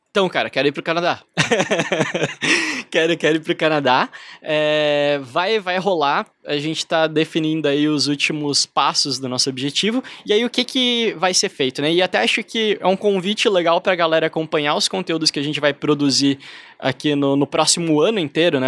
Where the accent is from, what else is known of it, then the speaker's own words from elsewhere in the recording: Brazil; me identificava como brasileiro